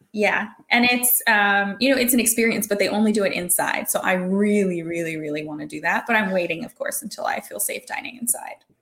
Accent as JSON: {"language": "English", "region": "Hawaii", "country": "United States", "said": "I'm from Hawaii"}